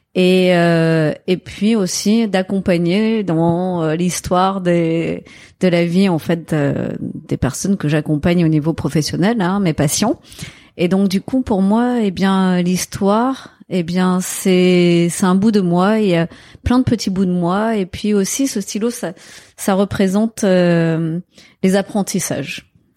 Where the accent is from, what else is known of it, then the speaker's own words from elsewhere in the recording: Marseille, Provence-Alpes-Côte d'Azur, France; j'ai grandi à Marseille. Je suis née à Marseille, 100% marseillaise.